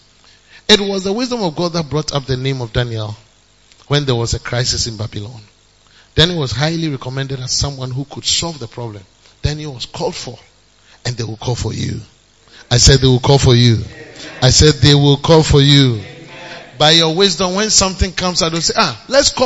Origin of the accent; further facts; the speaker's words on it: Ghana; we are too Ghanaian.